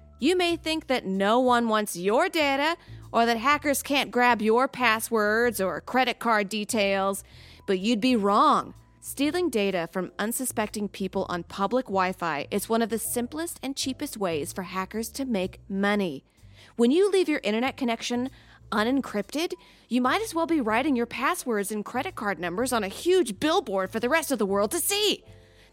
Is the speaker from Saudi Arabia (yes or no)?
yes; Saudi Arabia; moved away; I grew up in Saudi Arabia